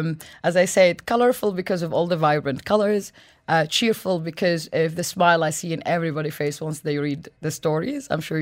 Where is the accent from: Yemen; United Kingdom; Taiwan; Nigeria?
Yemen; moved away; also born or lived in Sudan; I come from Sudan. I grew up in Yemen